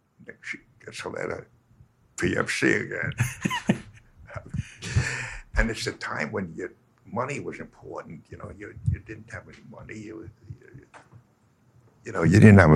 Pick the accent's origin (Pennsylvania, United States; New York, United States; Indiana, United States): New York, United States; I'm from New York, so I say yo